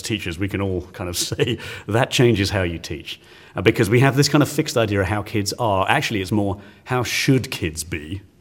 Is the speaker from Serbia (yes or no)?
no; England, United Kingdom; now in Texas, United States; I, I am English